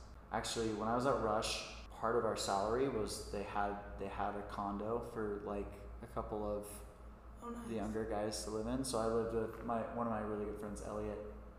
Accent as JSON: {"language": "English", "region": "Kentucky", "country": "United States", "tie": "born or raised there", "said": "Or I grew up in Kentucky, and I live here, and I say Kentucky to people, and they're always like, you're the first person I've ever met from Kentucky."}